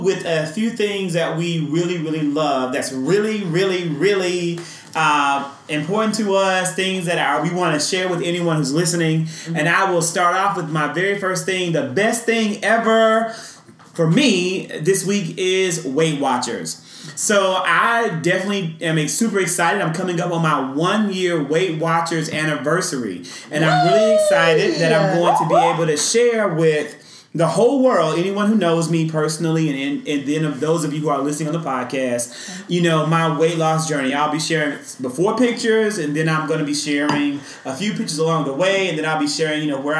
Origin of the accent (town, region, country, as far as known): Mississippi, United States; born or raised there